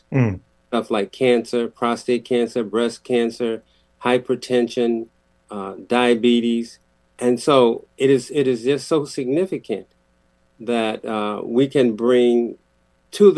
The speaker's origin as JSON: {"language": "English", "town": "Waterbury", "region": "Connecticut", "country": "United States", "tie": "born or raised there", "said": "the thing about Waterbury for me growing up"}